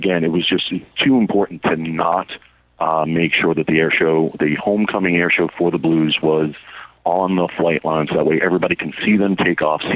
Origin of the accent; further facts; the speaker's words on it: New York City, New York, United States; growing up in Brooklyn